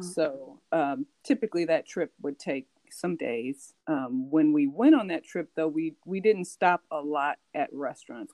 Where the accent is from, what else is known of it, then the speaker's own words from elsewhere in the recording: California, United States; also born or lived in New York; I was born in New York, and I've been in California since I was five years old